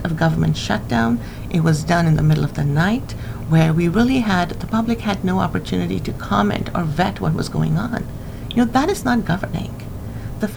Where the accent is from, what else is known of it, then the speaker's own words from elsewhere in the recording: California, United States; now in Washington, United States; growing up in California